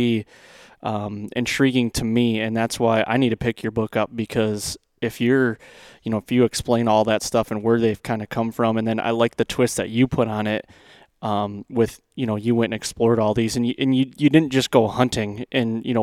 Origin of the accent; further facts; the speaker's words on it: central Michigan, United States; I grew up in Michigan as well, central Michigan